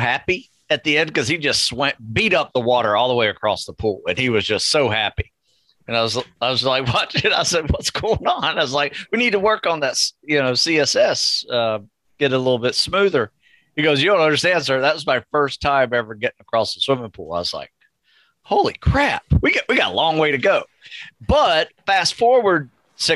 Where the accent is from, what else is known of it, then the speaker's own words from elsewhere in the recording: North Florida, United States; I grew up in North Florida